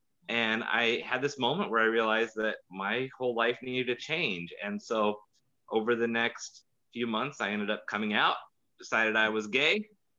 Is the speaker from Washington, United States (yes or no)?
yes; Tacoma, Washington, United States; I grew up here in Tacoma.